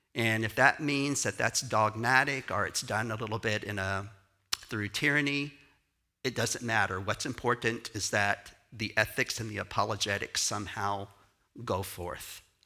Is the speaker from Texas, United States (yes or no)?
yes; Houston, Texas, United States; I'm from Texas.